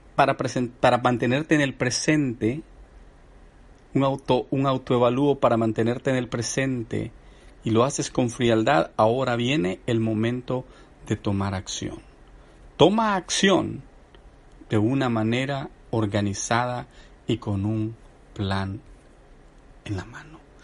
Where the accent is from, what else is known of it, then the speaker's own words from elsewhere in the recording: El Salvador; a mi gente del Salvador, bueno, somos el pulgarcito de América también